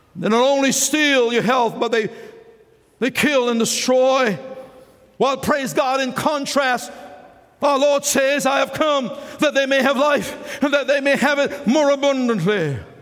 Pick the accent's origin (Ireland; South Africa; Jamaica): Jamaica; moved away; when I was a boy growing up in Jamaica